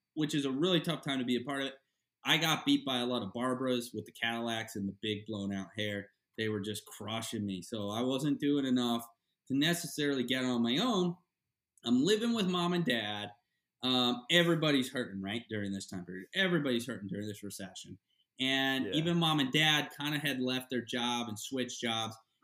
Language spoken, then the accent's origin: English; Florida, United States; growing up in Florida at the Sportsman Marina and Lodge